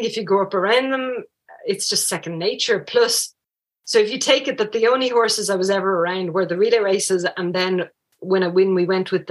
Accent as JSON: {"language": "English", "town": "Paris", "region": "Île-de-France", "country": "France", "tie": "born or raised there", "also_born_or_lived": "rural Ireland", "moved": "yes", "lives_now": "Ireland", "said": "I actually grew up in France. I grew up in Paris. So Downtown Paris, there were no horses"}